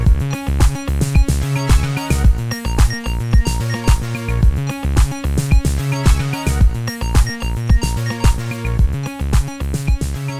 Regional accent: Chattanooga, Tennessee, United States; I'm from Chattanooga, so it's not too far away from there.

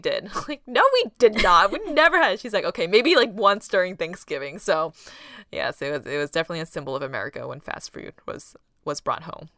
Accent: Boston, Massachusetts, United States; first language Taishanese; English is a second language; growing up, we lived in an apartment that shared a wall with other apartments. And on either side of us, we had B U, Boston University students living there.

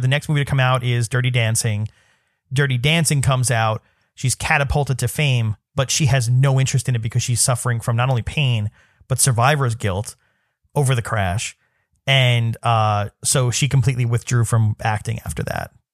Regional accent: New York City, New York, United States; I grew up in Staten Island

